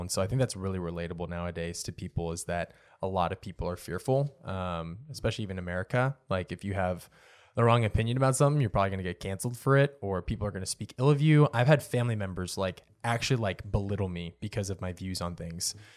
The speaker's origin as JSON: {"language": "English", "region": "Oregon", "country": "United States", "tie": "born or raised there", "moved": "yes", "said": "I grew up in Oregon, so the water was a little bit cleaner up there than what it is down here"}